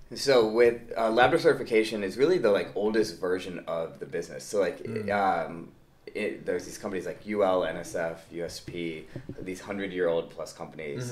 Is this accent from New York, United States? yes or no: no; St. Louis, Missouri, United States; moved away as an adult; also born or lived in Michigan; born and raised in St. Louis, Missouri.